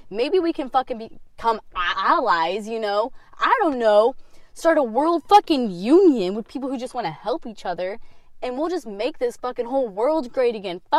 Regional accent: Kansas, United States; also born or lived in Florida / Colorado; Okay, so I was born in Florida. I've been to Illinois, moved to Kansas when I was four. I moved to Colorado when I was eight

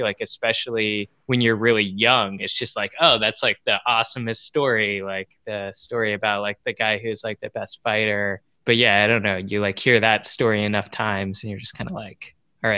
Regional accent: United States; an American watching anime

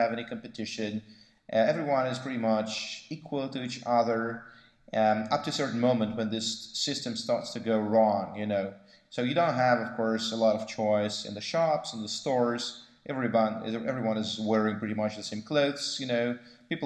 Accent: Moscow, Russia; born or raised there

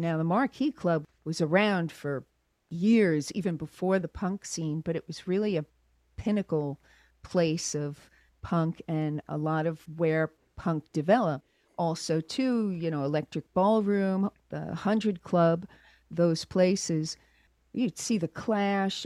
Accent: Long Island, New York, United States; moved away as an adult; also born or lived in London; now in Los Angeles, United States; I grew up in New York back in the 70s.

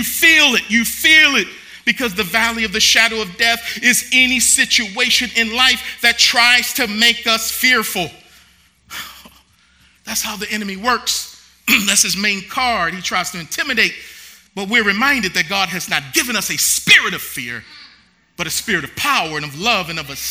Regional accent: Baltimore, Maryland, United States; moved away; Baltimore, my hometown

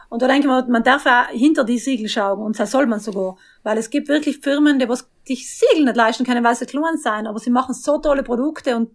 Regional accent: Trentino-Alto Adige, Italy; Bei uns in Südtirol sind da wirklich voll dahinter.

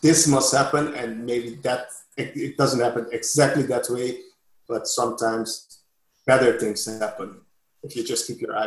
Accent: Curaçao; English is a second language

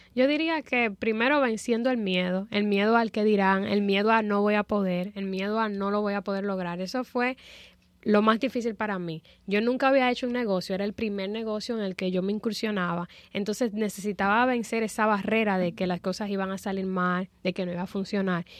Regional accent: Dominican Republic; en mi país, en la República Dominicana

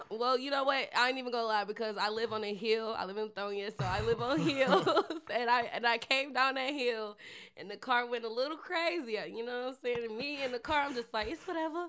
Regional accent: Detroit, Michigan, United States; now in Atlanta, United States; Detroit, Michigan. Three one three

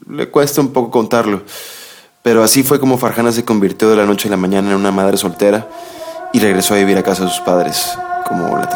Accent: Mexico; Yo, como muchos mexicanos, por ejemplo, me había preguntado en algunas ocasiones

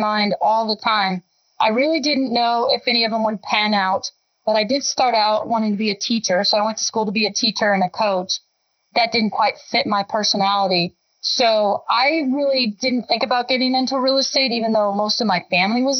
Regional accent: Estes Park, Colorado, United States; also born or lived in California; I grew up in the Estes Park area

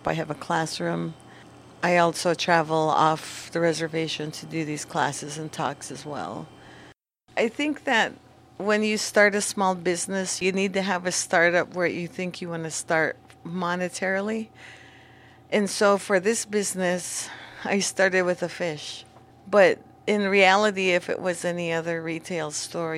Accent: Warm Springs, Oregon, United States; I'm from Warm Springs. I grew up here

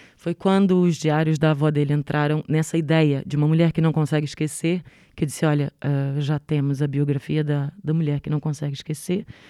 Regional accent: Rio de Janeiro, Brazil; accent: Rio (carioca); moved away; also born or lived in Três Corações, Minas Gerais, Brazil; Eu nasci em Minas Gerais, mas vivi no Rio de Janeiro, então tenho sotaque do Rio. Sou reconhecida como carioca

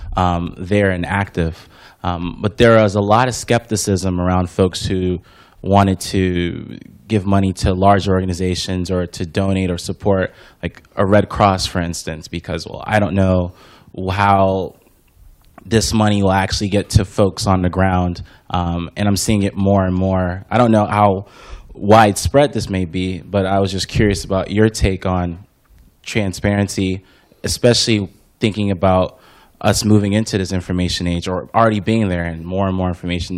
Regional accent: Houston, Texas, United States; moved away; I'm from Houston. I grew up there. I live here now.

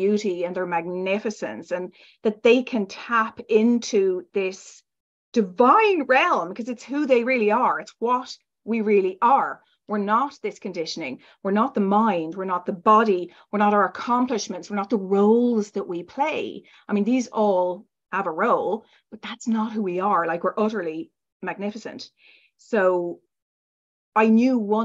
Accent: Ireland; I was raised in Ireland and kind of a conventional, very strict background

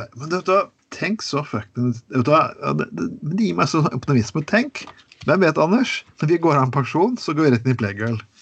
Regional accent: Telemark, Norway; Jeg kommer fra Telemark

